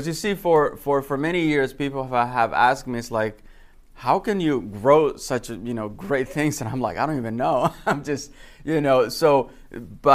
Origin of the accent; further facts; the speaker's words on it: Dominican Republic; moved away; I was born and raised in the Dominican Republic